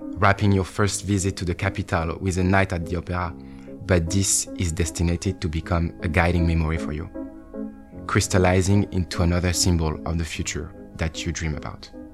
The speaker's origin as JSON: {"language": "English", "town": "Bordeaux", "region": "Nouvelle-Aquitaine", "country": "France", "tie": "born or raised there", "said": "Growing up in Bordeaux, perhaps the most bourgeois city in all of France"}